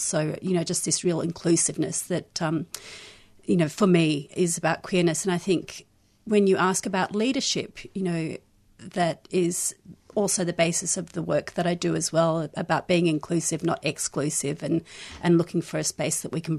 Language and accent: English; South Africa; born there; also born or lived in Israel / London, United Kingdom / Australia; Born in South Africa, lived in Israel and London and Australia and different places in Australia